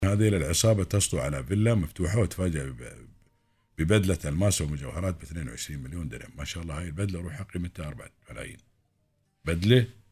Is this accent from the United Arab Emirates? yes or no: yes; United Arab Emirates; هنا عندنا في الإمارات